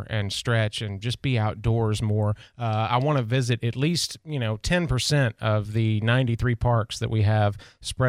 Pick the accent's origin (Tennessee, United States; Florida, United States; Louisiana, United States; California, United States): Tennessee, United States; now in Pensacola, United States; I grew up in Tennessee in the woods